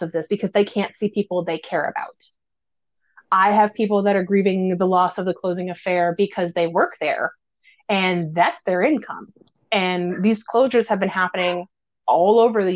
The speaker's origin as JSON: {"language": "English", "region": "Midwest", "country": "United States", "said": "I'm from the Midwest"}